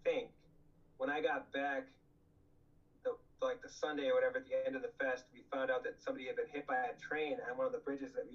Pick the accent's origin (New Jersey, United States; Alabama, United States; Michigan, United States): New Jersey, United States; It's funny also you say that the band Time's Up played — we're from New Jersey.